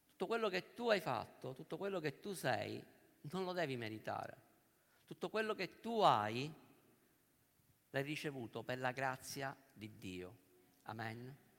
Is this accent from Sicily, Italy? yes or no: yes; Sicily, Italy; noi che siamo siciliani e che ci troviamo qua a Roma